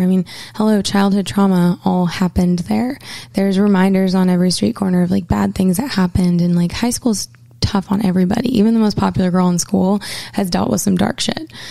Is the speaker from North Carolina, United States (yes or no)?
no; Portland, Maine, United States; moved away as an adult; I grew up in Portland, Maine, and spent the first 18 years of my life here